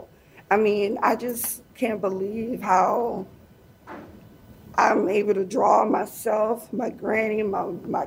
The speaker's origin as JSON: {"language": "English", "town": "Detroit", "region": "Michigan", "country": "United States", "moved": "as an adult", "lives_now": "Seattle, United States", "said": "I'm from Detroit."}